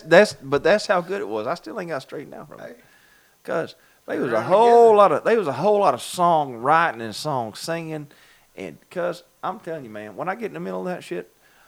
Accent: Baxley, Georgia, United States; now in Western New York, United States; I'm from Baxley. I've been living in New York. I ain't talking about New York City.

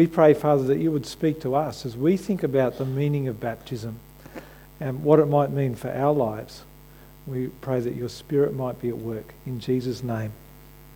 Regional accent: Australia; When I wave an Aussie flag, it says I identify myself as an Australian, that I'm proud to be connected with my country

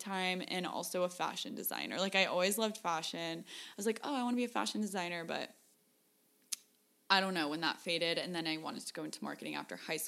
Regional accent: San Diego, California, United States; I grew up in San Diego. I was born here

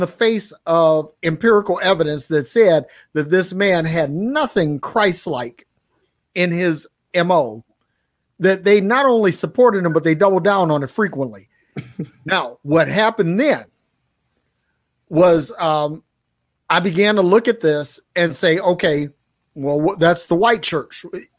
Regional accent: Detroit, Michigan, United States; I grew up in Detroit

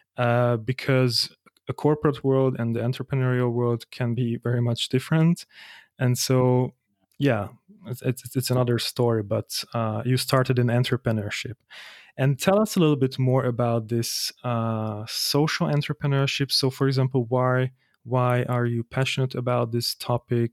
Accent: Hungary; moved away as an adult; also born or lived in Germany; now in Vienna, Austria; I'm from Hungary and I moved out to Germany 3 years ago

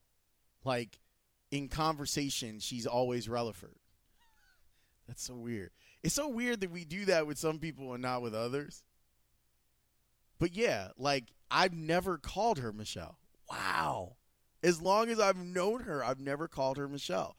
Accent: Chicago, Illinois, United States; grew up on 112th and Green

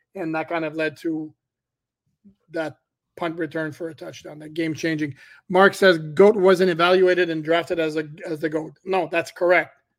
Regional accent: Montreal, Quebec, Canada; moved away; Born and raised in Montreal.

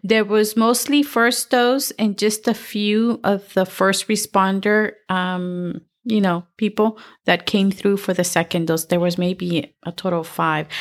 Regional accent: El Salvador; moved away; I'm from El Salvador

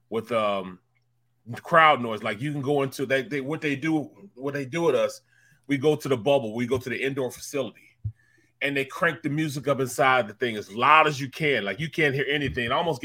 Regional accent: St. Louis, Missouri, United States; moved away; We're both from St. Louis.

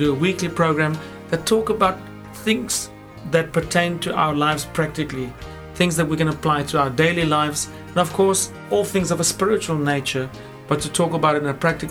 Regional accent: South Africa; now in London, United Kingdom; I'm from South Africa with my wife.

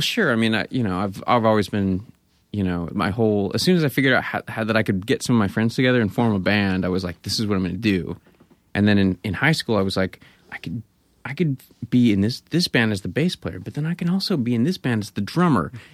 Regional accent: Grass Valley, California, United States; moved away; also born or lived in Bay Area; I grew up in Grass Valley.

